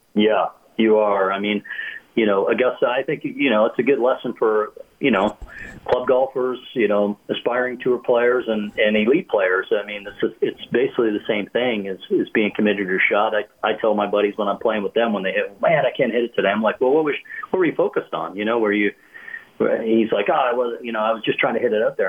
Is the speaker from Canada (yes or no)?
yes; Canada; as a kid growing up in Canada